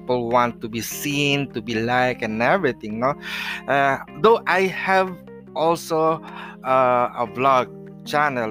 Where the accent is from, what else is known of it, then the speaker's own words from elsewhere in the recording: Philippines; also born or lived in San Jose del Monte, Bulacan, Philippines; Yes, we are a Filipino and we are in the Philippines right now.